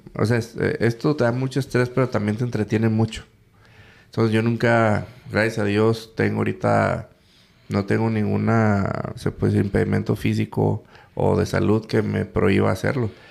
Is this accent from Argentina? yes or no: no; Mexico; yo soy mexicano